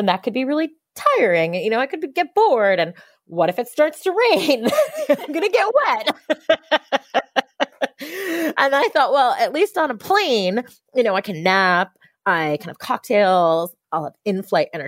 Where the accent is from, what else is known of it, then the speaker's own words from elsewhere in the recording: United States; I grew up right outside of New York City. So the city was my backyard for my whole life